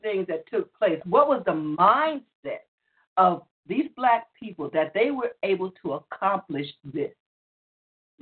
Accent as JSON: {"language": "English", "town": "Muskogee", "region": "Oklahoma", "country": "United States", "also_born_or_lived": "Tulsa, Oklahoma", "said": "as my grandmama used to stay in Muskogee"}